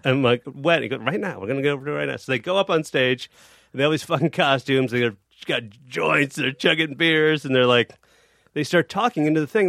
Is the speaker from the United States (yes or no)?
yes; Chicago, Illinois, United States; I am from Chicago